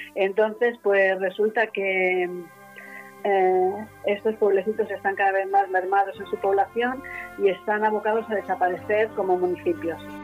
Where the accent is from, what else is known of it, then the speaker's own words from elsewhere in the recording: Madrid, Community of Madrid, Spain; yo ya nací en Madrid. Pero era tal el apego que mis padres tenían a este pueblo que yo nunca me llegué a sentir madrileña al 100%